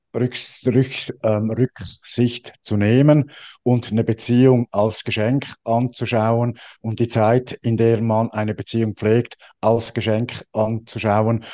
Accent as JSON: {"language": "German", "country": "Switzerland", "said": "Ich bin Schweizer"}